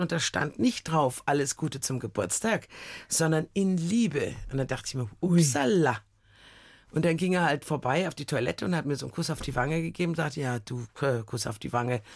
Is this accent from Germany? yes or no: yes; Munich, Bavaria, Germany; ich bin aus München